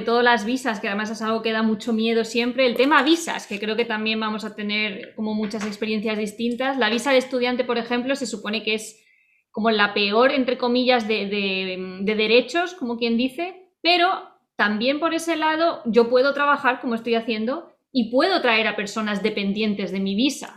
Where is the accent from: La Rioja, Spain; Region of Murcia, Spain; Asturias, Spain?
Region of Murcia, Spain; Murcia; moved away as an adult; also born or lived in Salamanca; now in Eugene, United States; Yo nací en Salamanca, luego vivimos en diferentes lugares y acabé viviendo, hace ya mucho, empecé a vivir muchos años en Murcia